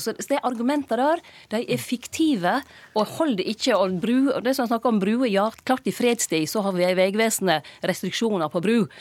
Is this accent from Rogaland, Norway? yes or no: no; Lærdal, Vestland, Norway; der jeg var hjemme i Lærdal